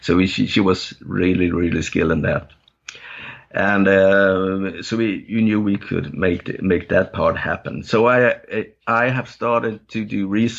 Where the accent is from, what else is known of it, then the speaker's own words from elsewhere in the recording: north of Gothenburg archipelago, Västra Götaland, Sweden; first language Danish; English is a second language; also born or lived in Copenhagen, Denmark; now in southern Sweden; when I was a little kid, we moved from Denmark, from Copenhagen, and up north of Gothenburg in the archipelago up there.